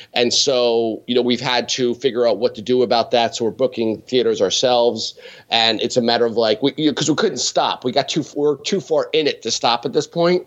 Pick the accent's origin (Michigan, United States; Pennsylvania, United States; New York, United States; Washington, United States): Pennsylvania, United States; Allentown; born or raised there